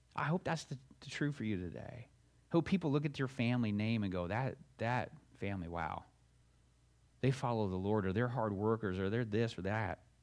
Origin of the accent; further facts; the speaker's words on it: Alabama, United States; also born or lived in Florida; now in Ohio, United States; When I was growing up in Alabama